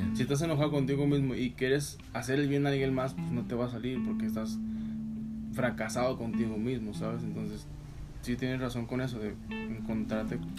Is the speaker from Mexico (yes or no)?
yes; Gómez Palacio, Durango, Mexico; yo soy de aquí de Gómez